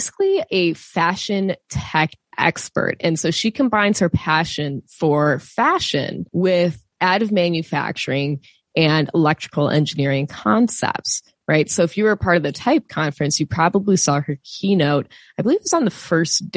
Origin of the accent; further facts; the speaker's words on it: Wisconsin, United States; I grew up in Wisconsin, so surrounded by farms.